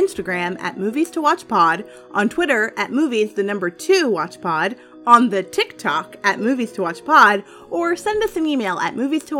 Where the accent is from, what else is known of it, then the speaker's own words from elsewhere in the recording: Canada; We're Canadian, in case you didn't know.